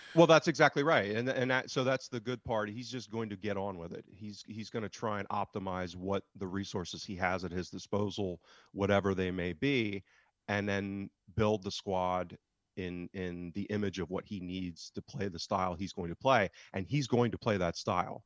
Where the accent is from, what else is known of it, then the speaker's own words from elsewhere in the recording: United States; as an American living thousands of miles away